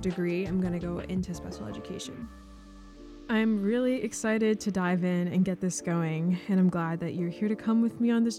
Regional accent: Long Island, New York, United States; I'm 20 years old. I'm from Long Island, New York

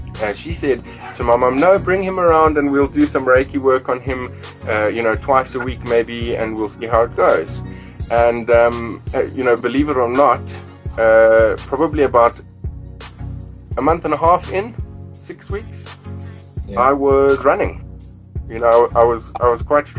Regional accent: South Africa; born or raised there

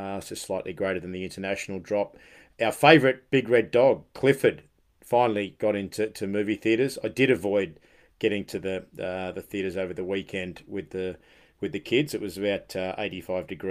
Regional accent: Australia; moved away

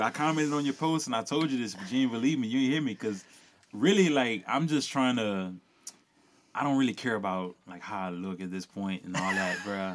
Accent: rural Louisiana, United States; growing up in rural Louisiana, you know, where I'm from

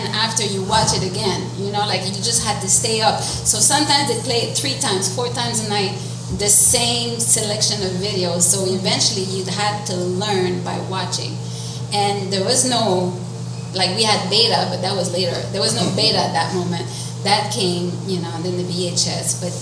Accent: Montreal, Quebec, Canada; I was born and raised in Montreal North, and Montreal North, as you know, in the late 70s. I'm like I was born in 71

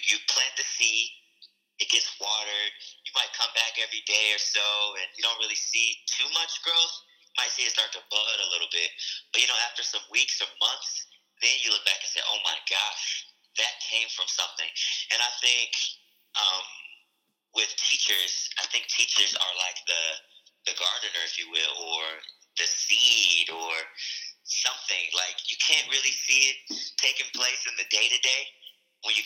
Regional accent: Chicago, Illinois, United States; also born or lived in Indiana; I grew up in Chicago

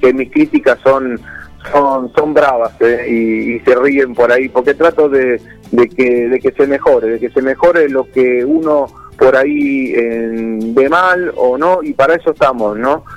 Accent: Buenos Aires Province, Argentina; Somos bonaerenses

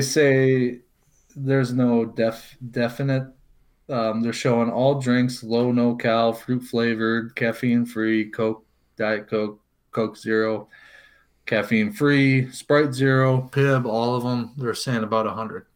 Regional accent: Cincinnati, Ohio, United States; moved away; I'm originally from Cincinnati

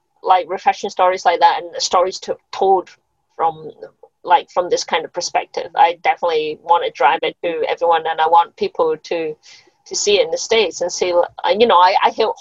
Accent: Scotland, United Kingdom; moved away; I grew up in Scotland

